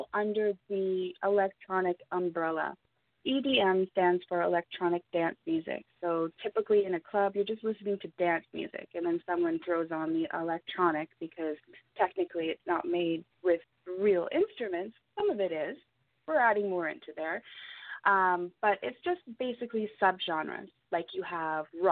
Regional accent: Ontario, Canada; now in British Columbia, Canada; I'm originally from Ontario as well, but I moved out here.

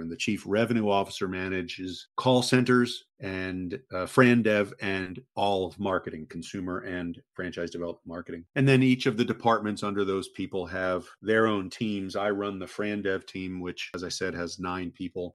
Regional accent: Maryland, United States; moved away as an adult; also born or lived in Texas / Connecticut / Gulf Coast of Florida; now in Florida, United States; I grew up in uh, in Maryland, right outside the Washington D.C. area, and then moved to Texas to go to college

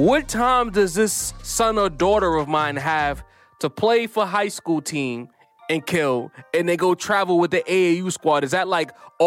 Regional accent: New York, United States; I'm a New Yorker

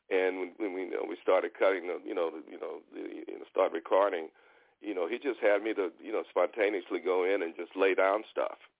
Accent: Houston, Texas, United States; moved away as an adult; also born or lived in Los Angeles; Born and raised in Houston, Texas.

